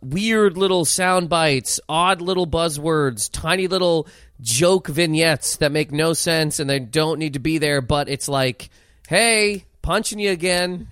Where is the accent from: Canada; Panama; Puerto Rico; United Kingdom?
Canada; Halifax, Nova Scotia; moved away as an adult; also born or lived in Toronto; now in New York, United States; growing up in Halifax, where I grew up